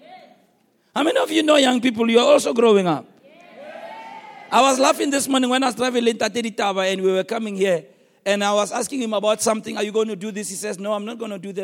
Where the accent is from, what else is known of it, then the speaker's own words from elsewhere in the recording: Soweto, Gauteng, South Africa; I was raised in Soweto.